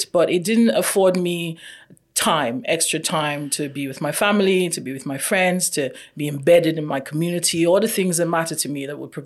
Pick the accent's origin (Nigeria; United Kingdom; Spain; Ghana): Nigeria; also born or lived in Canada; now in Hamilton, Canada; I am Nigerian by birth and by origin and by nature. I'm also Canadian by immigration.